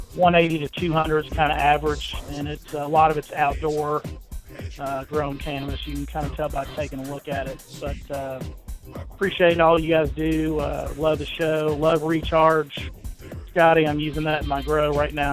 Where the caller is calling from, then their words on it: Lexington, Kentucky, United States; I'm calling you from Lexington, Kentucky.